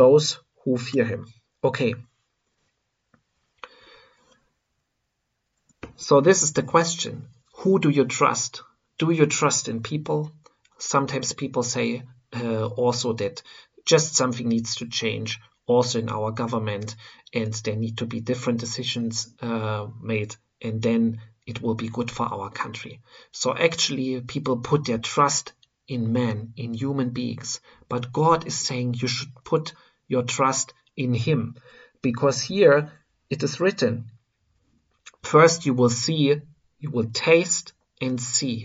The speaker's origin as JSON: {"language": "English", "country": "Germany", "said": "I am coming from Germany"}